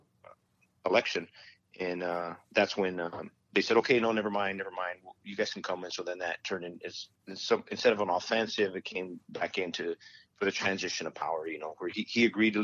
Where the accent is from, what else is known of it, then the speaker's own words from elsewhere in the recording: Las Cruces, New Mexico, United States; moved away as an adult; also born or lived in Fort Bragg, North Carolina; I'm from Las Cruces, New Mexico